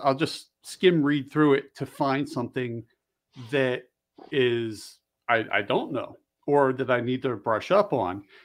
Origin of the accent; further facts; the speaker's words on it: Bensalem, Pennsylvania, United States; moved away; also born or lived in Delaware / Maryland; I grew up just across the river over in, um, just north of Philly